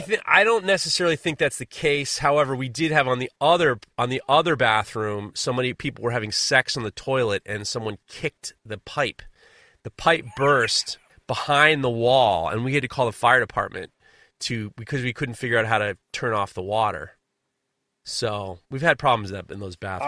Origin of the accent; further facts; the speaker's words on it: New York, United States; As a New Yorker